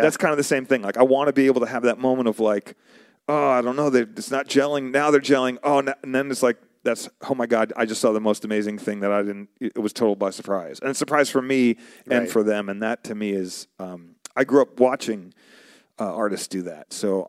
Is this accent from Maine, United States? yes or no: no; New York, United States; moved away; also born or lived in Arizona; So originally I'm from New York. Before I moved to Arizona, I was in New York and I was listening to, I was in New York. Moved out to Arizona.